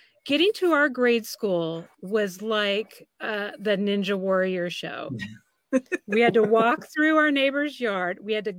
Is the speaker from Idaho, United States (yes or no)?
yes; Idaho, United States; growing up in Idaho